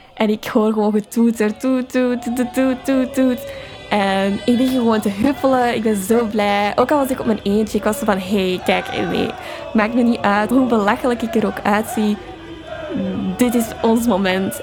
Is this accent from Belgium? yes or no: yes; Vilvoorde, Flanders, Belgium; moved away as an adult; now in Amsterdam, Netherlands; Ik ben 22 jaar en ik kom uit Vilvoorde, een gemeente dicht bij Brussel